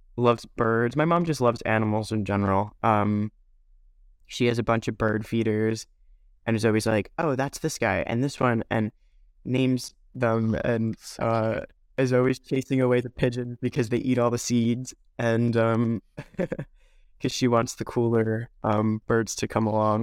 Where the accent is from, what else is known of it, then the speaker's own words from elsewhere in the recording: New York, United States; there was a great amount of diversity where I grew up in New York